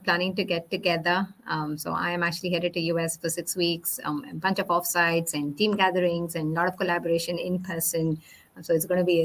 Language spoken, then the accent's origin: English; India; moved away; I grew up in India